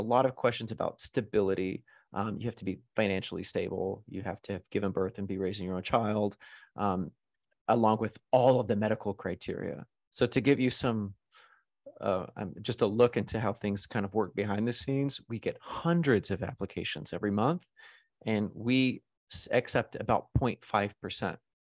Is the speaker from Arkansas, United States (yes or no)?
yes; Arkansas, United States; also born or lived in New York / Los Angeles; now in Las Vegas, United States; I grew up in Arkansas